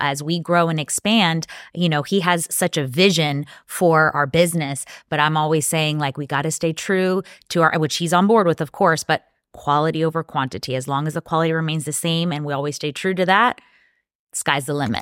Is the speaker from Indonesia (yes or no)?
no; Dominican Republic; also born or lived in New York, United States; now in Tampa, United States; I was born in Tampa, but I was raised in the Dominican Republic because that's where we grow, manufacture, and produce our tobacco